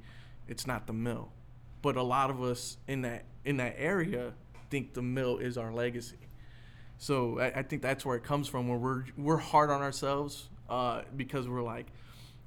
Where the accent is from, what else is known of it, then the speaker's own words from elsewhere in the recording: East Chicago, Indiana, United States; I'm from East Chicago